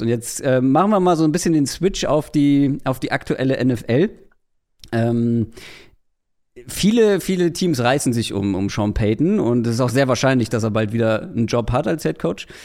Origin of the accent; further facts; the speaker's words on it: Wedel, Schleswig-Holstein, Germany; komme ich aus Wedel